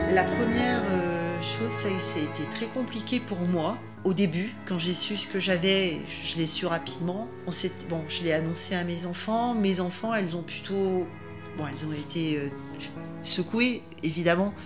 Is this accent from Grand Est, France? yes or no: no; Grenoble, Auvergne-Rhône-Alpes, France; also born or lived in Le Fontanil / Voreppe / Lac de Paladru; Je suis euh, originaire de la région euh, grenobloise. Je suis née à Grenoble, j'ai vécu une grosse partie de ma vie au Fontanil.